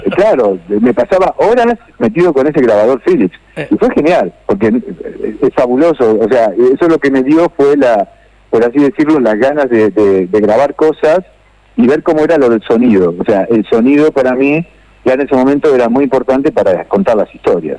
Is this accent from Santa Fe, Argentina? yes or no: yes; Rosario, Santa Fe, Argentina; moved away as an adult; also born or lived in Buenos Aires / Spain; now in Barcelona, Spain; nací en Rosario, eh, como el Leo, el Lionel